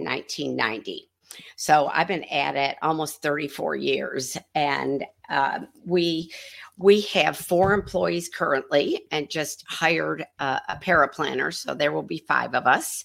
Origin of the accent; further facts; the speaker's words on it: New York, United States; moved away as an adult; now in Memphis, United States; I'm actually from New York, but I've lived in Memphis most of my adult life.